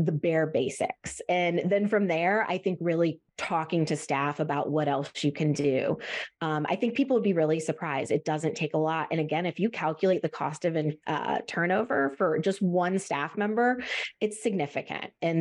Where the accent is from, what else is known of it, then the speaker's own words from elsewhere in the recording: Midwest, United States; I'm from the Midwest, we have really rough winters